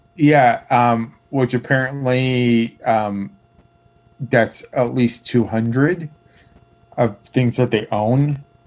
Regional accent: Michigan, United States; moved away; also born or lived in Milwaukee, Wisconsin; I grew up in Michigan

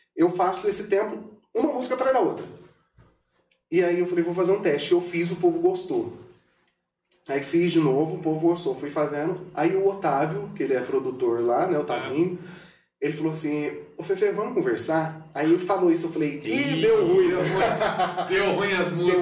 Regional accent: Brazil; eu sou daqui de Pedro Alvo, o povo me conhece

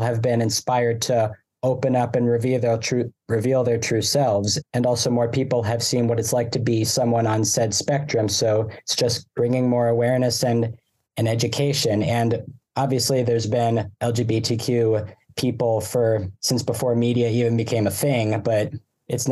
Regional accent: Burlington, Vermont, United States; also born or lived in Ithaca, New York; I'm from Burlington, Vermont

